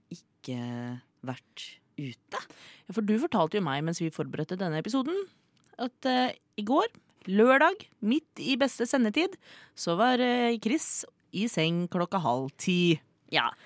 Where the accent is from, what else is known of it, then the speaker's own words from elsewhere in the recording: Oslo, Eastern Norway, Norway; fra Oslo, jeg er fra Oslo.